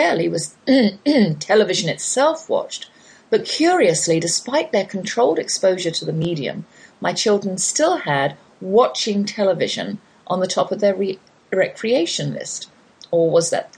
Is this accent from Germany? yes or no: no; United Kingdom; I'm British